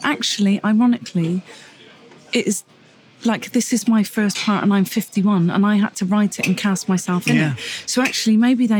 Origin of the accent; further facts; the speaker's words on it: Gloucester, South West England, United Kingdom; I was born in Gloucester.